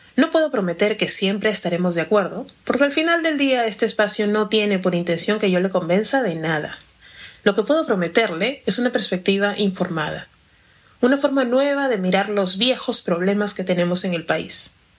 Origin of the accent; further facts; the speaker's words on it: Peru; soy afroperuana